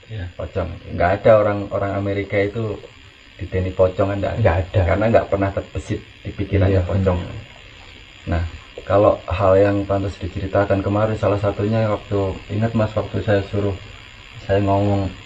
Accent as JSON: {"language": "Indonesian", "region": "Java", "country": "Indonesia", "said": "kalau kita orang Jawa ya"}